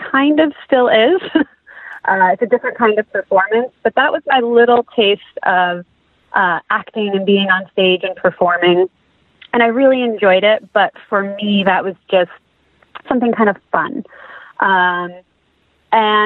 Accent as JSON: {"language": "English", "region": "New Jersey", "country": "United States", "tie": "born or raised there", "moved": "as an adult", "lives_now": "Los Angeles, United States", "said": "I am from New Jersey. I grew up in North Jersey"}